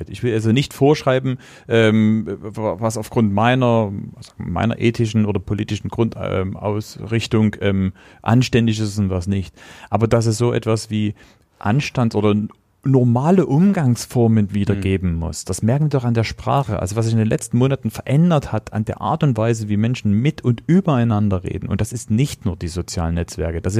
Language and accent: German; Meißen, Saxony, Germany; also born or lived in Plauen; bin jetzt war ein halbes Jahr alt, da sind wir nach Meißen gezogen.